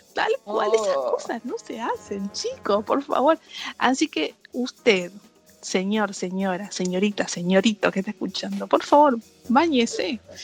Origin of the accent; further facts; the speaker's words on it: Moreno, Buenos Aires Province, Argentina; ser de moreno